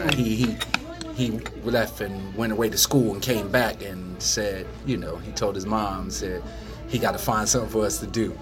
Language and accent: English; Trenton, New Jersey, United States; born and raised in Trenton, New Jersey